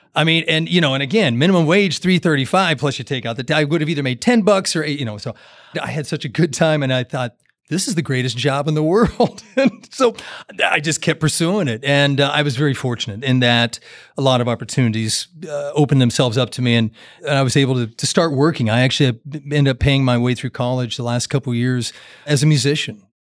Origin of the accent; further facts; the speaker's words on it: Great Plains, Kansas, United States; moved away as an adult; also born or lived in Jacksonville, Florida; growing up in the Great Plains